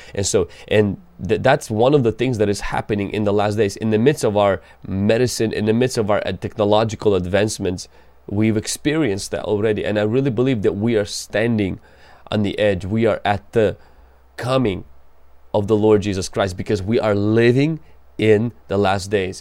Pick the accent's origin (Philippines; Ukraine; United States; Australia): Ukraine; I come from Ukraine